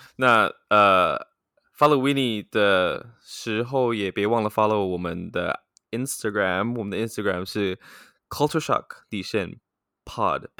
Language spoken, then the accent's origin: Chinese; Taiwan; 我们生在台湾是一个很大的岛